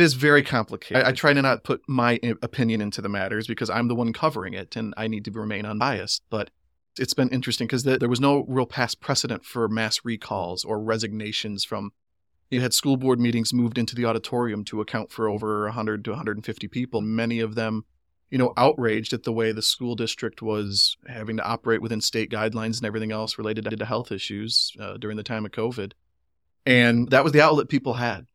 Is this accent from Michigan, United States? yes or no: yes; Greenville, Michigan, United States; grew up nearby in Oakfield Township, out on my parents' farm there on Lincoln Lake Road